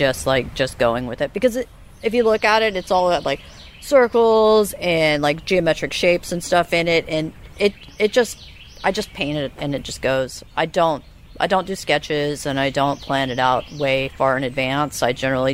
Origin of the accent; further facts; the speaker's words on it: Charleston, South Carolina, United States; also born or lived in Asheville, North Carolina; now in Savannah, United States; I grew up in Charleston